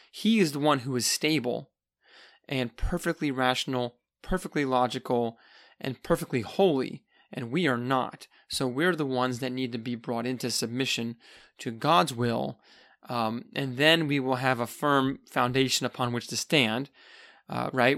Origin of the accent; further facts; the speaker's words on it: United States; I'm an American